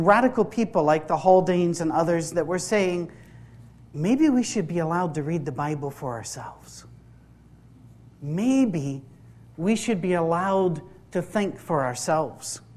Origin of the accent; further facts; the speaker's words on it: Isle of Skye, Scotland, United Kingdom; I'm from the Isle of Skye, that's the west of Scotland as well.